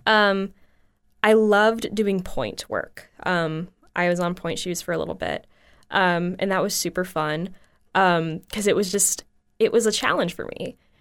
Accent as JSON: {"language": "English", "town": "Bradenton", "region": "Florida", "country": "United States", "tie": "born or raised there", "said": "a dance studio in my hometown, which is Bradenton, Florida"}